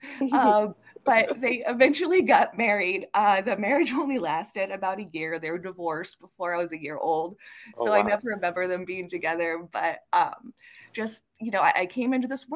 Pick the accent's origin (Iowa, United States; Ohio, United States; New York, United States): Iowa, United States; Carlisle; I grew up in a little town called Carlisle, Iowa.